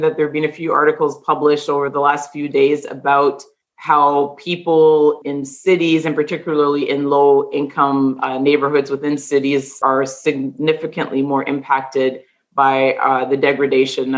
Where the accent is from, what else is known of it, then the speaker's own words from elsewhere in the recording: Toronto, Ontario, Canada; I'm someone who was born and raised in the Greater Toronto area